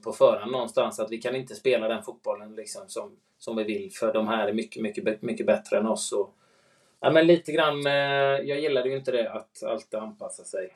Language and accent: Swedish; Sweden; som svensk